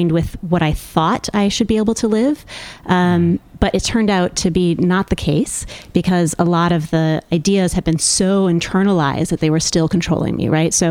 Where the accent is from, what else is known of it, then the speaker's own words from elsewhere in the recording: Midwest, United States; moved away; I grew up in the Midwest